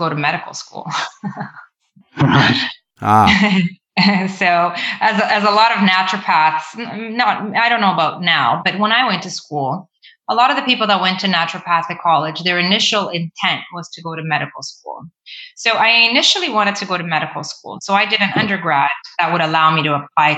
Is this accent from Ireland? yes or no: no; Mozambique; also born or lived in Ontario, Canada; now in Canada; I moved back to my home country. I moved to Mozambique, and I was there for 10 years